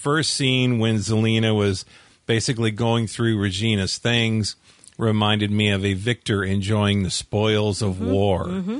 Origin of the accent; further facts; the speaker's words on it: Southern California, United States; And we are from Southern California.